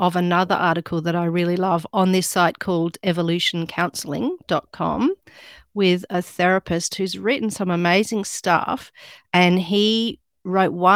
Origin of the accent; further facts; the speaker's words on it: Australia; accent: Australian; I'm actually Australian